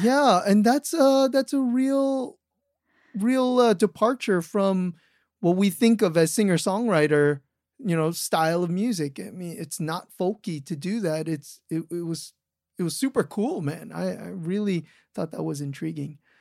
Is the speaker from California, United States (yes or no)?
yes; California, United States; moved away; I'm from California, so, like, hearing all the imagery from my home state